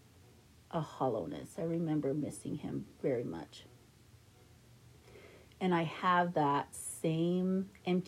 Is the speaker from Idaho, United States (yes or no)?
yes; Idaho Falls, Idaho, United States; I grew up in Idaho Falls, Idaho